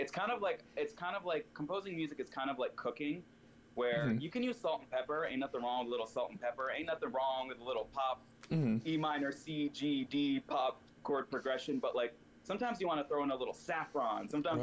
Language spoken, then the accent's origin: English; the South, United States; because I grew up in the South and everything's very one way.